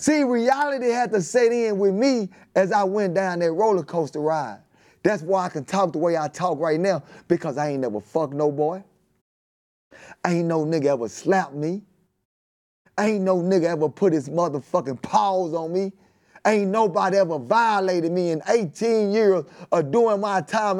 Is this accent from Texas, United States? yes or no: yes; Dallas, Texas, United States; I'm outta West Dallas, Texas